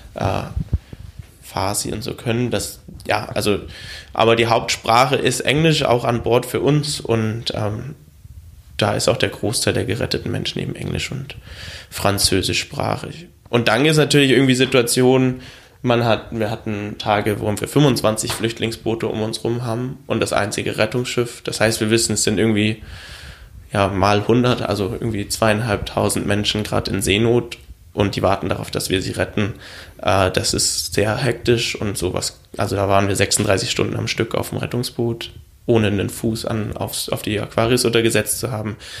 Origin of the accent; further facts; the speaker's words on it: Germany; mein Heimatland Deutschland